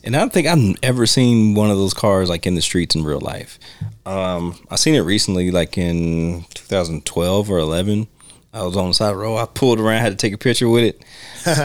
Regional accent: United States; I'm American.

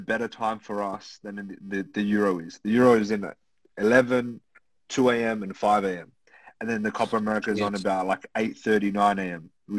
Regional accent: Sydney, New South Wales, Australia; I'm from Sydney.

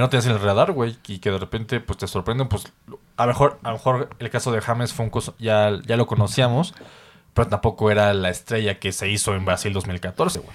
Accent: Mexico; nosotros como mexicanos

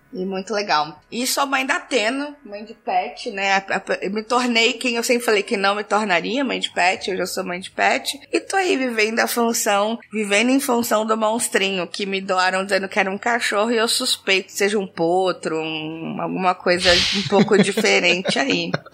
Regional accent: Brazil; accent: mix of Bahian with a carioca touch, caiçara; also born or lived in Chapada Diamantina, Bahia; now in São Paulo, Brazil; nasci na Chapada Diamantina, tenho aí um, um mix de baiana retada com um totaque meio carioca que veio da família, caiçara de criação

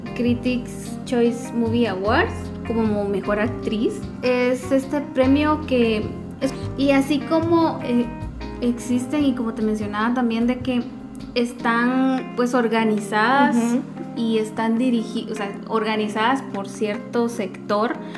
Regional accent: Guatemala

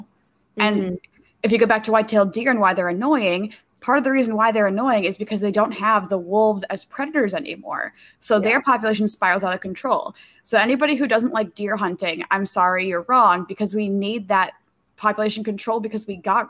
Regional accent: Minnesota, United States; I'm from Minnesota

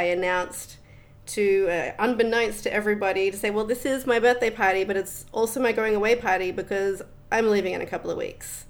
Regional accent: Australia; moved away as an adult; also born or lived in Netherlands; now in Bali, Indonesia; I grew up in Australia. I spent a couple of years at school, beginning of primary school in the Netherlands. But other than that, born and raised Australian.

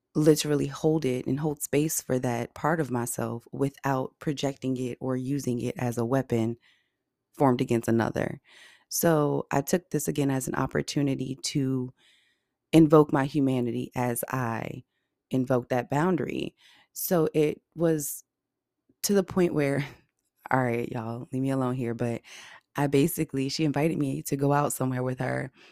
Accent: Virginia, United States; I'm from Virginia and graduated from Norfolk State University.

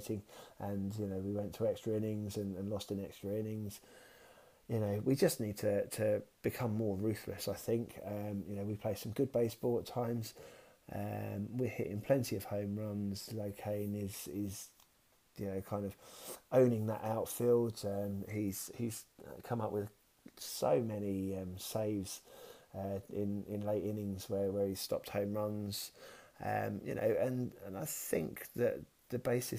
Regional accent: south of England, United Kingdom; accent: southern; also born or lived in Kent; I'm definitely a southerner, sort of more nearer to London. Not necessarily a Cockney either

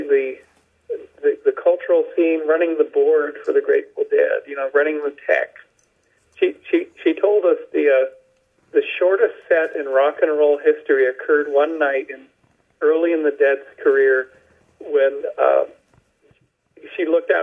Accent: Western Canada, British Columbia, Canada; growing up in Western Canada, in British Columbia

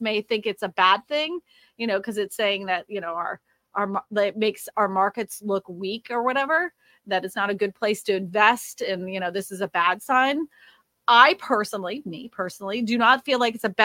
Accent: Massachusetts, United States; Massachusetts is my hometown.

